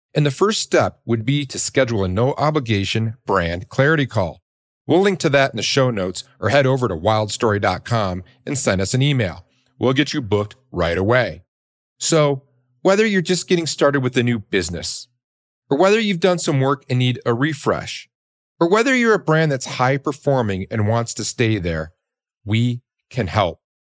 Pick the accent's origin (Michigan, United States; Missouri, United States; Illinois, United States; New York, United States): Michigan, United States; Detroit; I grew up in Detroit